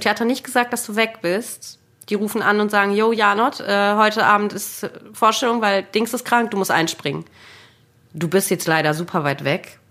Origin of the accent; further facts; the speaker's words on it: Munich, Bavaria, Germany; moved away; also born or lived in North Rhine-Westphalia; ich bin in München geboren